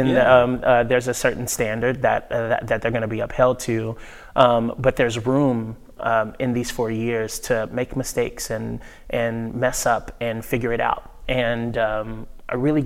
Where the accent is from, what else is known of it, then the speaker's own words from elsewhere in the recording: Nashville, Tennessee, United States; moved away as an adult; I grew up in Nashville